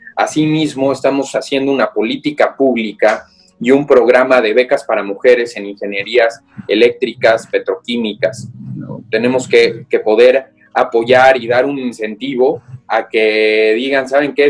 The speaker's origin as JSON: {"language": "Spanish", "country": "Mexico", "said": "soy mexicano"}